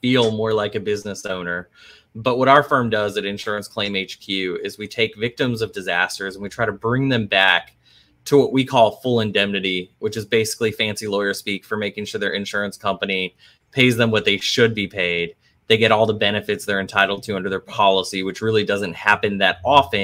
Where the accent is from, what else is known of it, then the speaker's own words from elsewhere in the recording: North Central Texas, United States; moved away as an adult; also born or lived in Boston; now in New Orleans, United States; I grew up in North Central Texas, single mom, didn't have a lot of money.